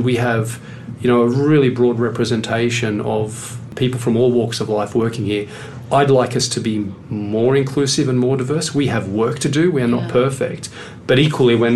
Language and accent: English; Sydney, New South Wales, Australia; moved away; I come from Western Sydney